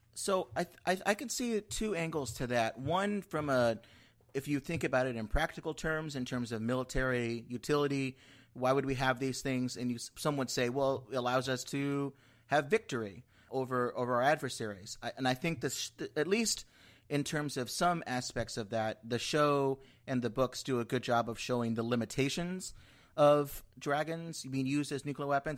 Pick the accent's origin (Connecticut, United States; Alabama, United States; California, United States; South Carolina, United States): California, United States; Southern; now in Washington, D.C., United States; I grew up in California